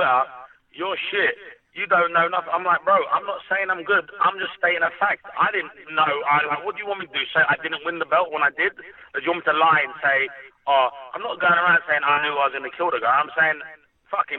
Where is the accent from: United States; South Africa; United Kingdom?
United Kingdom; Hounslow, London; I grew up in Hounslow.